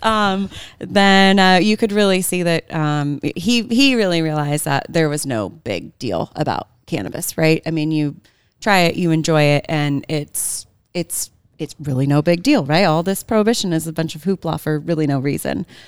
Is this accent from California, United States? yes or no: yes; Bay Area, California, United States; also born or lived in Santa Barbara, California; I grew up in the Bay Area, California